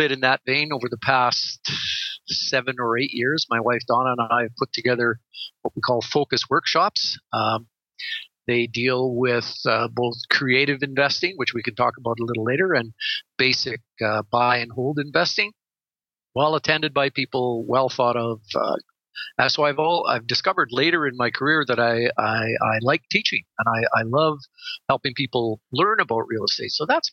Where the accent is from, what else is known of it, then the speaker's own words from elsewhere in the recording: Edmonton, Alberta, Canada; also born or lived in Calgary; I'm a full-time real estate lawyer located in my hometown of Edmonton, Alberta, Canada